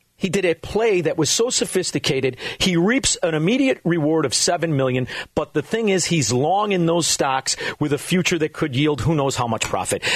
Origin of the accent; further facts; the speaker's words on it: Chicago, Illinois, United States; We are from Chicago, Illinois